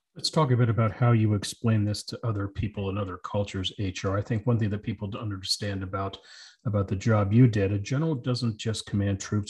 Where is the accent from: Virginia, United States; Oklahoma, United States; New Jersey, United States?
Virginia, United States; Arlington; I grew up in Arlington, Virginia, just across the river from the nation's capital.